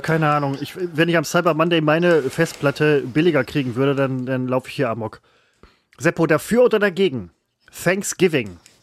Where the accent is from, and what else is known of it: Germany